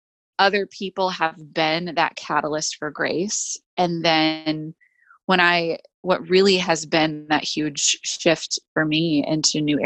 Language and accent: English; Louisville, Kentucky, United States; moved away as an adult; also born or lived in Los Angeles; now in Nashville, United States; I grew up in Louisville, Kentucky.